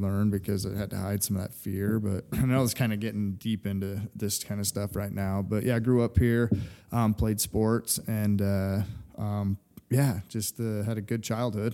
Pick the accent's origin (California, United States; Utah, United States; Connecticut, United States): Utah, United States; Fruit Heights; So I'm from right here where we're at, Kaysville, Utah. So Fruit Heights, actually, to be correct.